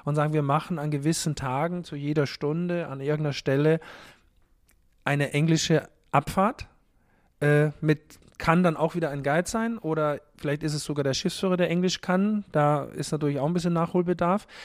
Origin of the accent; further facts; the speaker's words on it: Haus im Ennstal, Styria, Austria; now in Hamburg, Germany; Ich bin halt aus der Steiermark, aus der Obersteiermark äh, tatsächlich. Haus im Enstal heißt der Ort, wo ich aufgewachsen bin